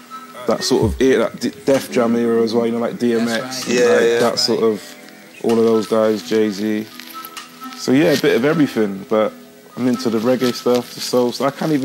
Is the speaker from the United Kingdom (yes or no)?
yes; Gloucester, South West England, United Kingdom; I'm from the Southwest, from Gloucester.